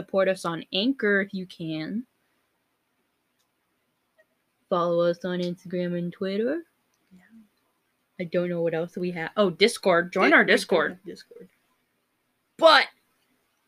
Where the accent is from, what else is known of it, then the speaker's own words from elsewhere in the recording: Minnesota, United States; I'm from Minnesota